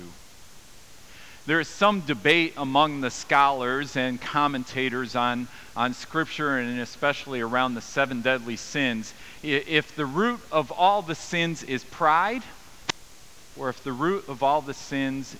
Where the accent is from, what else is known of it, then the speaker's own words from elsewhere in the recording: United States; now in Canada; I'm American